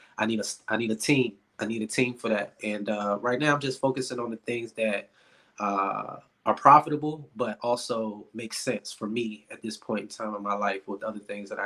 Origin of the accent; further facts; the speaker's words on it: Richmond, Virginia, United States; from Richmond, Virginia. Born and raised, Richmond Public Schools